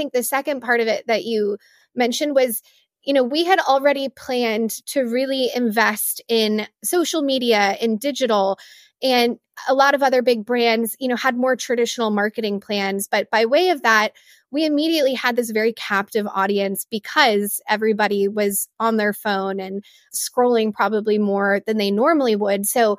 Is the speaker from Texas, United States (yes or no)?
yes; Texas, United States; I grew up in Far West Texas, and my family has a multi-generational ranch out there.